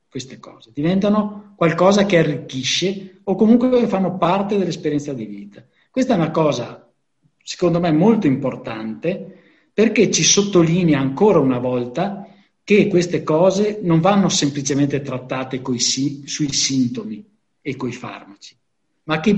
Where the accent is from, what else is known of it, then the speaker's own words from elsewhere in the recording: Venice, Veneto, Italy; ho 63 anni sono sobrio da 4 anni e vengo dal Lido di Venezia.